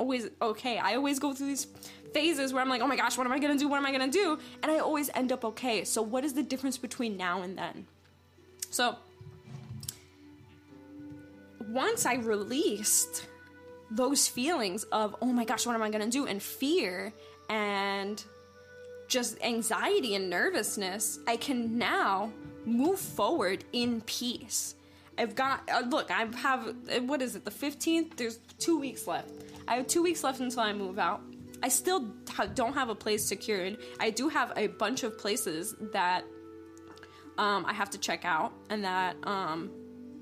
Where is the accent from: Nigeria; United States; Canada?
United States; New York; moved away as an adult; I'm originally from the East Coast, from New York